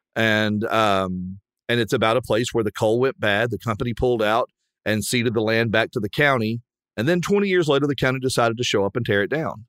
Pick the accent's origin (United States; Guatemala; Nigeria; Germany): United States; Southwestern Virginia; I grew up in Southwestern Virginia, where Cam and I grew up